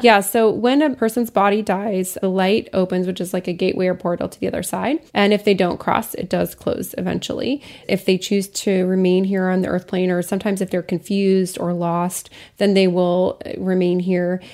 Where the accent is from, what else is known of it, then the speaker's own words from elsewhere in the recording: Lafayette, Colorado, United States; my hometown, Lafayette, Colorado